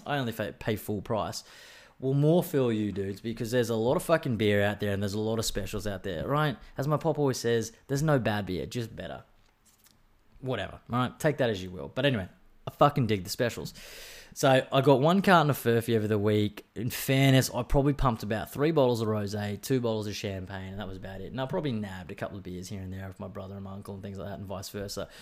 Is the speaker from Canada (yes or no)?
no; Brisbane, Queensland, Australia; now in Sunshine Coast, Australia; I come from Brisbane